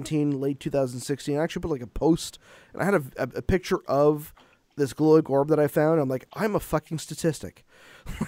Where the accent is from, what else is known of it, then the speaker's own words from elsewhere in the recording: Canada; I'm Canadian